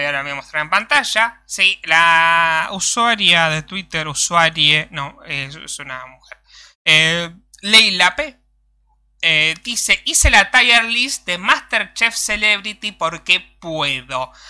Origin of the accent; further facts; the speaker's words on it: Venezuela; Yo soy venezolano y sé lo que pueden hacer los comunistas.